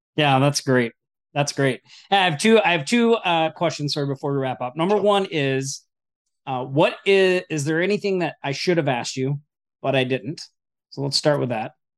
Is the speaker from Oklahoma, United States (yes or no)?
yes; Oklahoma, United States; moved away; I'm originally from Oklahoma.